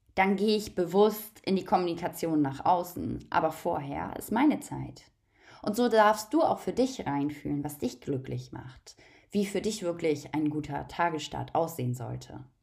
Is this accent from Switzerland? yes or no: no; Germany; Ich bin in Deutschland aufgewachsen.